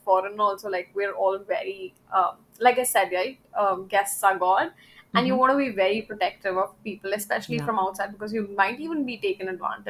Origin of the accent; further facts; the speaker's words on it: India; I think every kid growing up in India, like if they're going out, you're playing cricket with your friends.